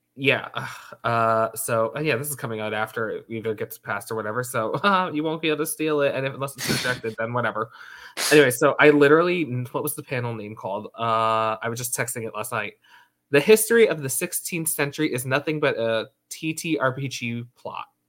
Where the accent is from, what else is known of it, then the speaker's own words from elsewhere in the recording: United States; we're American